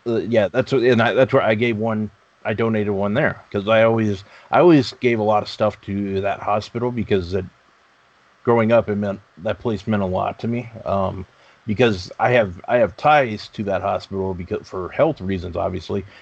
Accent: Texas, United States; I grew up in Texas.

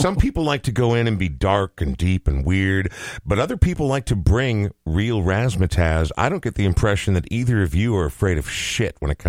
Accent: Coon Rapids, Minnesota, United States; also born or lived in Oregon; So I was actually born in Oregon, and when I was 2 years old, my parents moved to Coon Rapids.

